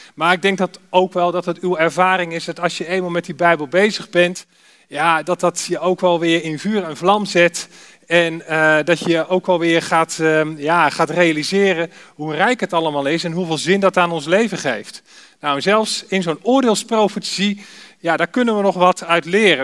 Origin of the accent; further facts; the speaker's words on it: Alphen aan den Rijn, South Holland, Netherlands; ik kom uit Alphen aan de Rijn